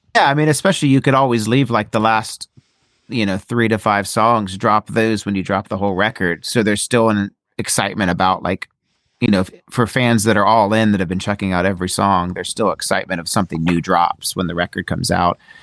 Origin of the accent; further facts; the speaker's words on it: Ohio, United States; I'm from Ohio